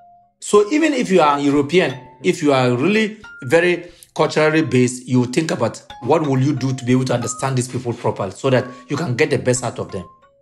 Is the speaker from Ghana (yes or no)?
yes; Ghana; I'm a Ghanaian. I'm currently based in Ghana.